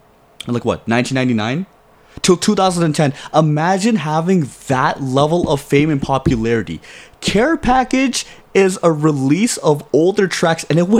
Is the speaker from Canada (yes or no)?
yes; Toronto, Ontario, Canada; we're from Toronto